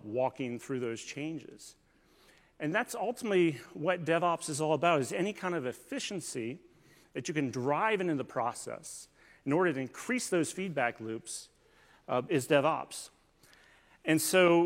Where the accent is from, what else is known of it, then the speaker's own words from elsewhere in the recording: Northern Virginia, United States; I'm actually from Northern Virginia